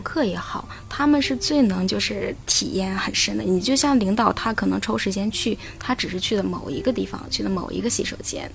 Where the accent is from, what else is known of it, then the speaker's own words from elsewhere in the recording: Henan, China; moved away as an adult; also born or lived in Nanjing; now in Dalian, China; 然后我老家又是河南的